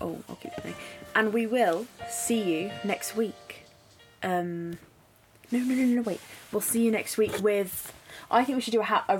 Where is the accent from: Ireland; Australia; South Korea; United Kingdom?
United Kingdom; Surrey, South East England; we're from Surrey.